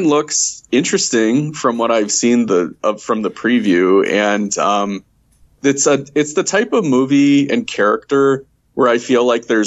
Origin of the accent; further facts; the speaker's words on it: Chicago, Illinois, United States; I grew up in the Chicagoland area.